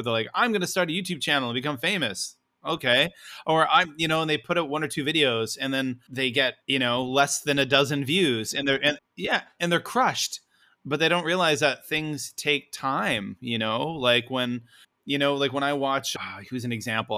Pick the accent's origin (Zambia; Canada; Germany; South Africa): Canada; now in Japan; I am a Canadian